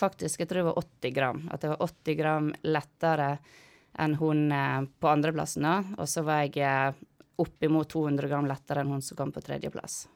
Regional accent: Måløy, Vestland, Norway; jeg er fra Måløy. Midt, midt i Måløy. Gate seks nummer 66. Ja. ja. Så der vokste jeg opp med mor og faren min

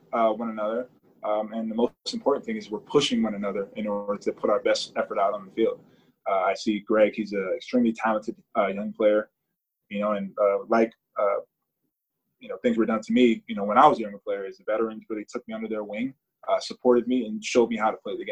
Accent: United States; as an American, a proud American

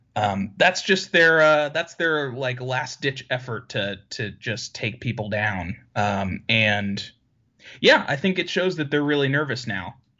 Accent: Syracuse, New York, United States; I grew up in Syracuse, New York, and, well, the suburbs

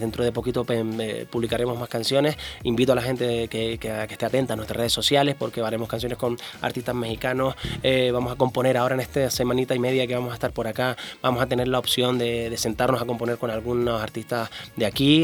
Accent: Canary Islands, Spain; Nosotros como, como isleños, ¿no? como, canarios

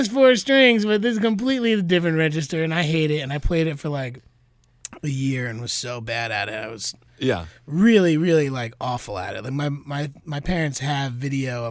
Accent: Wyckoff, New Jersey, United States; also born or lived in Maywood, New Jersey; I grew up in New Jersey public school system

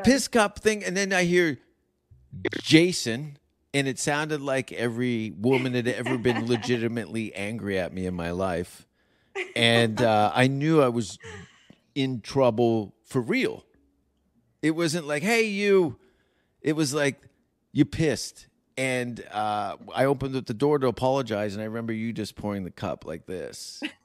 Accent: Hamilton, Ontario, Canada; moved away; I'm from Hamilton

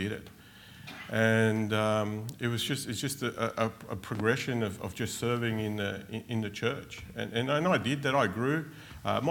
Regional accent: Australia; also born or lived in Argentina; We came to Australia from Argentina when I was six.

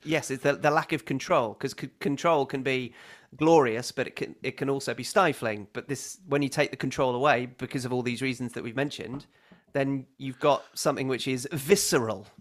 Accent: United Kingdom; as a British person

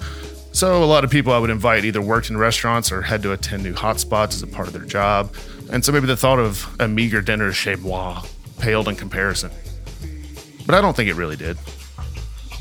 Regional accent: Ohio, United States; also born or lived in New York City; now in New York, United States; Growing up in Ohio, my parents hosted at least one per week

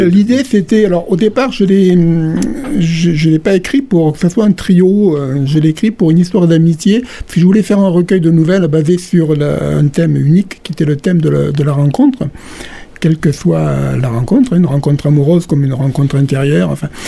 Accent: Calvisson, Occitania, France; now in Béziers, France; je suis originaire de Calvisson

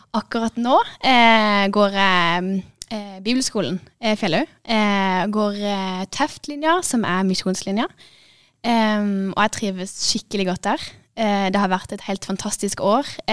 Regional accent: Kristiansand, Agder, Norway; jeg kommer fra Norge. Eh, fra Kristiansand, faktisk.

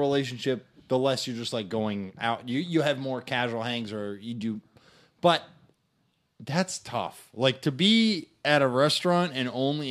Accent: Kansas, United States; I'm from Kansas

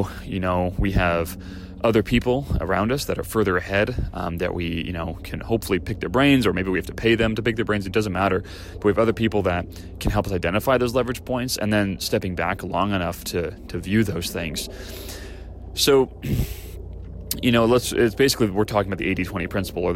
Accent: Great Plains, United States; moved away; I grew up in the Great Plains

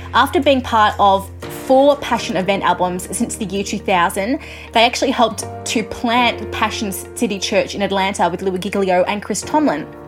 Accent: Australia; accent: Australian; I'm an Australian music journalist, if you couldn't guess by my accent.

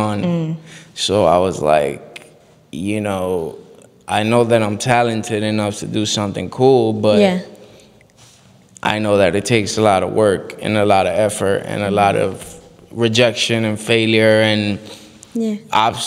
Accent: Miami, Florida, United States; also born or lived in Bogota, Colombia; I was born in Bogota, Colombia. I lived in Colombia, I'd say, till I was like six, seven years old. And then I moved to Miami, Florida

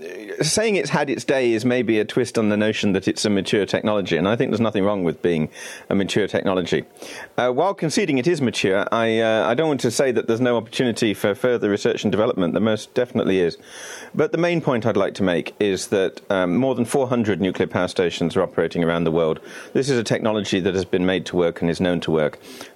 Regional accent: United Kingdom; here I am as a British citizen talking about a very Euro-federalist notion of handing powers to Brussels.

